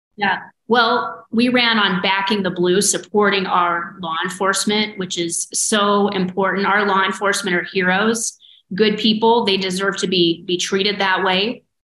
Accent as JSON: {"language": "English", "town": "Dexter", "region": "Iowa", "country": "United States", "said": "I'm from Dexter"}